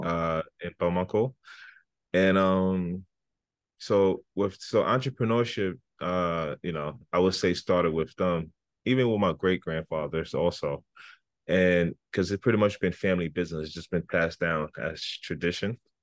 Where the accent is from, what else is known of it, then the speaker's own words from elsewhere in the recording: United States; also born or lived in Libya; now in New York, United States; I came to the United States in nineteen ninety when I was f, about five years old. And I started from first grade up until now